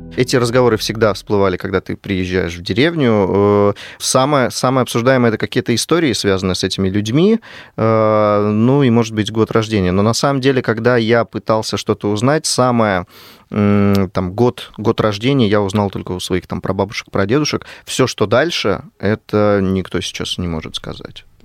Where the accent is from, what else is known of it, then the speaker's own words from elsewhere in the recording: Kirov, Kirov Oblast, Russia; Я сам из Кирова